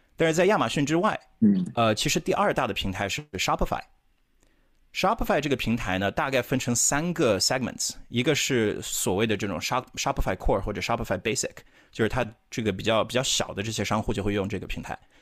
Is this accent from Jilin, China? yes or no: no; Chongqing, China; moved away as an adult; now in United States; 从小在重庆长大的，然后也是十多年前到美国这边来读本科的